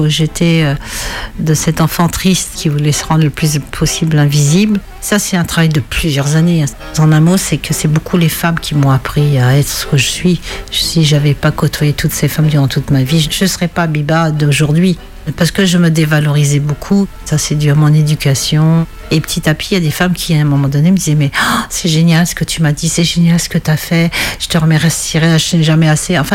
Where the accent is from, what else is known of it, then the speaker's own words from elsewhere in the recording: Algeria; now in France; J'ai tout perdu quand j'ai quitté l'Algérie et quand j'ai divorcé, j'ai l'impression d'avoir tout perdu.